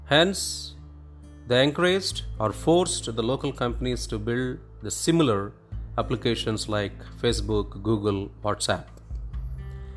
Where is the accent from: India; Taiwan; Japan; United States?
India